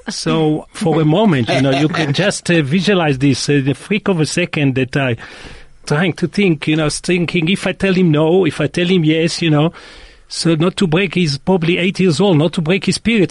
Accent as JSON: {"language": "English", "town": "Tel Aviv", "region": "Tel Aviv District", "country": "Israel", "tie": "born or raised there", "also_born_or_lived": "South Africa", "moved": "as an adult", "said": "I was born in Tel Aviv"}